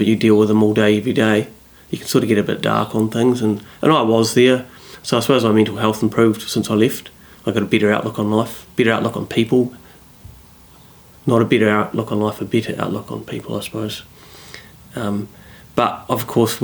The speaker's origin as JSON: {"language": "English", "town": "Christchurch", "region": "Canterbury", "country": "New Zealand", "tie": "born or raised there", "also_born_or_lived": "Auckland", "moved": "yes", "said": "I'm from Christchurch originally"}